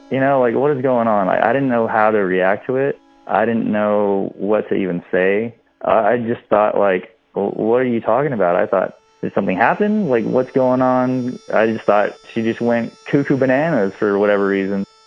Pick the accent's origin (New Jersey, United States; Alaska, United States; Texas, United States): Texas, United States; Midland; moved away as an adult; now in San Antonio, United States; we're from West Texas. I'm from Midland, Texas